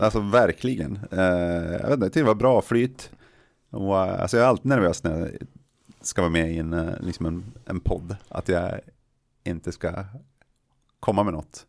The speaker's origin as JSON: {"language": "Swedish", "region": "Jämtland", "country": "Sweden", "said": "jag är från Jämtland"}